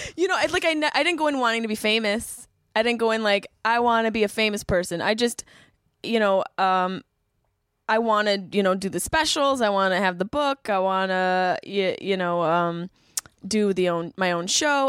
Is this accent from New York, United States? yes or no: yes; Syracuse, New York, United States; moved away as an adult; also born or lived in Boston; I grew up in Syracuse, everyone's boozers in Syracuse